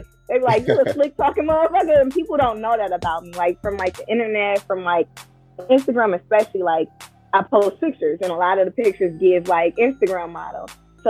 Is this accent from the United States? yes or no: yes; Milwaukee, Wisconsin, United States; Yeah, so I grew up on Congress Street, born and raised in Milwaukee, Wisconsin, Northside.